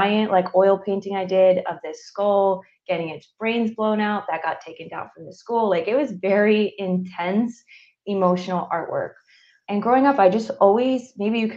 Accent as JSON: {"language": "English", "region": "Northeast", "country": "United States", "moved": "yes", "said": "I'm from the Northeast."}